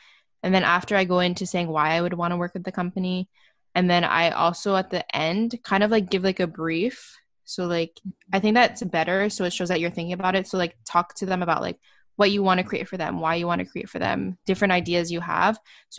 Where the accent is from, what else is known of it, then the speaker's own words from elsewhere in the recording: Canada; So since I'm from Canada, there's nothing like more that it gives me more of, I feel.